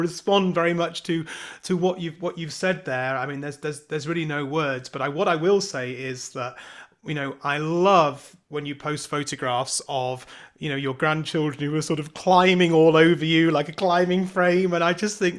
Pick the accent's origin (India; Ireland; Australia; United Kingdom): United Kingdom; we're both British